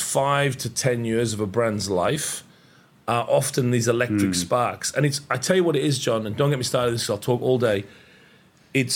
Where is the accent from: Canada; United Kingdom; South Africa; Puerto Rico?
United Kingdom; now in Australia; I'm British. I carry a British passport. I happen to live in Australia, but I'm very proudly British.